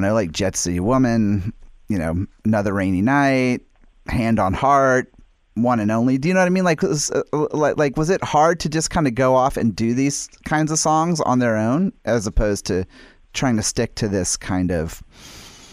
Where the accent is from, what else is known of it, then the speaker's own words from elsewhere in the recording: United States; being an American. And obviously, I mean, I grew up here. I was born here. I was raised here